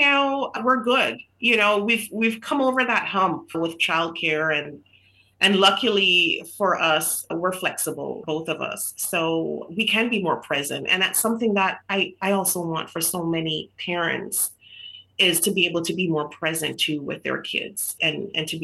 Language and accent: English; Jamaica; moved away as an adult; So I grew up in Jamaica. So I was born in Jamaica